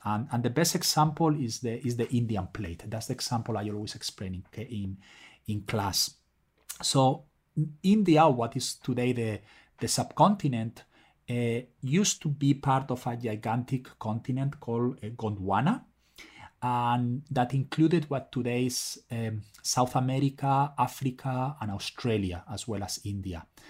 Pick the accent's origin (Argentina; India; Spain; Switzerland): Spain; moved away; I'm originally from Spain, as probably you can tell from my name